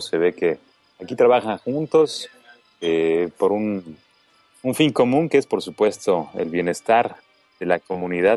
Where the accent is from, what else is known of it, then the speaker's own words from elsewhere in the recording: Mexico; somos los mexicanos